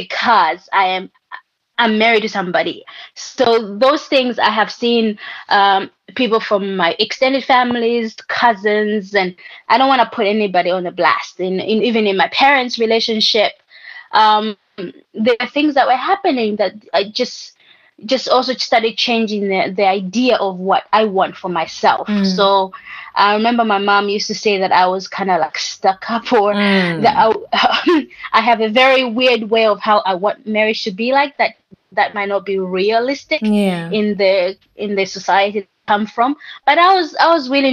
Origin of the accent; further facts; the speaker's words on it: Malawi; growing up in Malawi